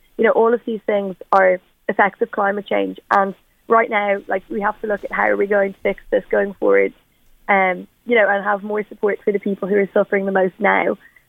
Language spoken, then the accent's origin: English; Bray, Leinster, Ireland; I'm from Bray